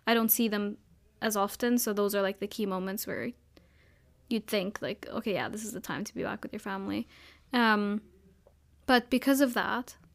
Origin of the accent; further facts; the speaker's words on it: Abu Dhabi, United Arab Emirates; I grew up in Abu Dhabi, everyone going out to see the fireworks and stuff.